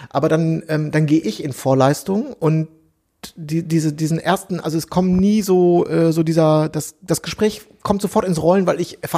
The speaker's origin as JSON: {"language": "German", "region": "Berlin", "country": "Germany", "said": "äh, das wisst ihr ja, ich komme aus Berlin, ich wohne hier in Friedrichshain, ich wohne hier schon so und so lange"}